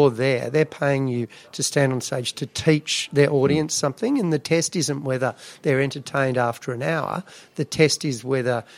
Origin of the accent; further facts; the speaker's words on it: Canberra, Australian Capital Territory, Australia; also born or lived in Melbourne / Adelaide; then moved to Canberra.